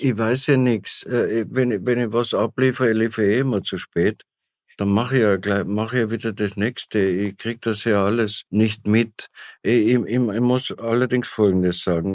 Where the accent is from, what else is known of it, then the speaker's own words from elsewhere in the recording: Tyrol, Austria; als Tiroler weiß ich